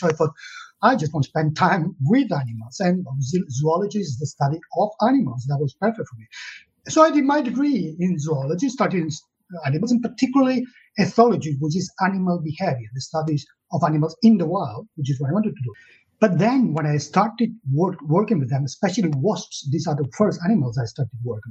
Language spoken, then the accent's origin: English; Catalonia, Spain; English is a second language; moved away as an adult; now in United Kingdom; I was born in Catalonia in the south of Europe and in the 60s